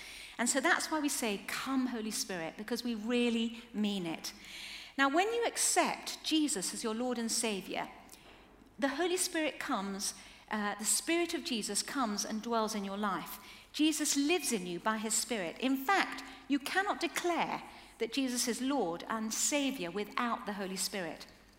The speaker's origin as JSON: {"language": "English", "country": "Chile", "tie": "born or raised there", "said": "Now, as we were growing up in Chile, things must have been pretty hard to grow up in quite a lot of sort of, they were quite short of money, there were earthquakes, military coups, a lot of political unrest"}